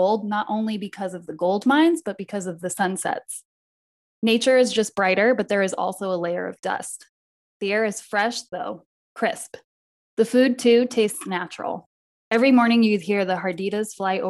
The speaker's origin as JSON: {"language": "English", "country": "United States", "said": "we're American"}